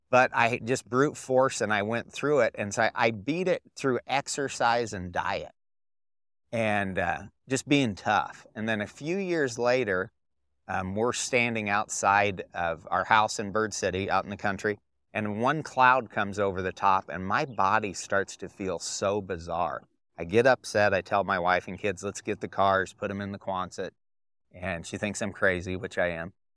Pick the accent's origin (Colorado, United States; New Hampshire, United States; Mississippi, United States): Colorado, United States; Durango; I grew up in Durango, Colorado